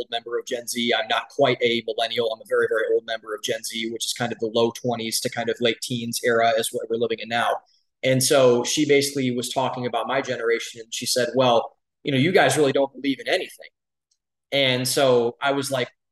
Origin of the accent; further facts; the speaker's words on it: Cleveland, Ohio, United States; moved away as an adult; also born or lived in Columbus, Ohio; now in Austin, United States; I was born and raised in Cleveland, Ohio